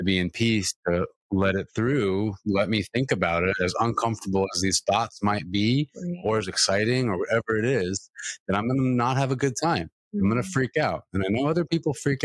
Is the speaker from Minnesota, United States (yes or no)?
no; California, United States; I'm from California